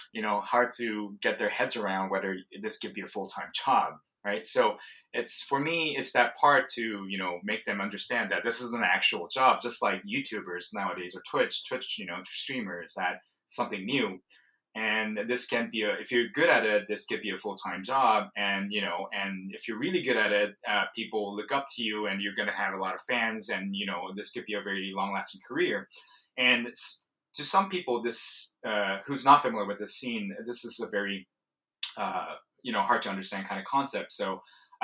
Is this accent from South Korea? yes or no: yes; South Korea; moved away; I'm originally from Korea, South Korea, and I grew up when StarCraft was taking off in the 90s